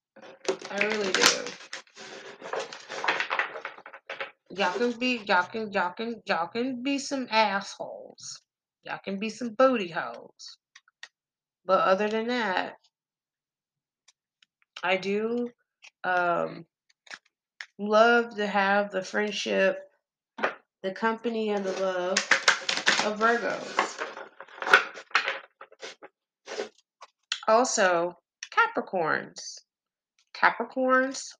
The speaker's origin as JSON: {"language": "English", "region": "Texas", "country": "United States", "said": "I am country as hell. I'm from Texas."}